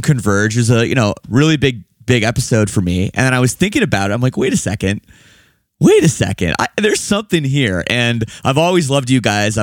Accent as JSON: {"language": "English", "town": "Oakville", "region": "Ontario", "country": "Canada", "tie": "born or raised there", "also_born_or_lived": "Toronto, Canada", "said": "I'm a suburban kid. The city I'm from is called Oakville"}